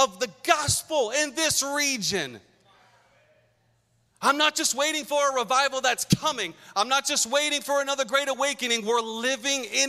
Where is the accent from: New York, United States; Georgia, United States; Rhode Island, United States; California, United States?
Rhode Island, United States; Pawtucket; moved away as an adult; now in Massachusetts, United States; I was a kid growing up in Curtis Elementary School on Benefit Street in Pawtucket